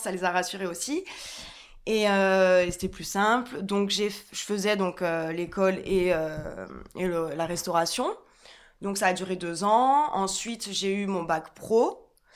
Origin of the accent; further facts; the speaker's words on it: Ajaccio, Corsica, France; moved away as an adult; also born or lived in Paris; je suis originaire de Corse, d'Ajaccio